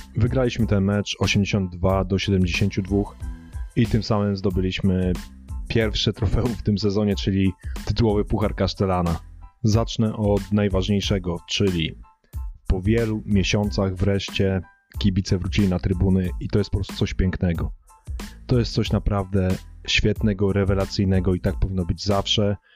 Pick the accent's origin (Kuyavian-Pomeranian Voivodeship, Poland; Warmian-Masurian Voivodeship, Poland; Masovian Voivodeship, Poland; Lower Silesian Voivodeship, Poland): Kuyavian-Pomeranian Voivodeship, Poland; Włocławek; u nas we Włocławku ta koszykówka jest religią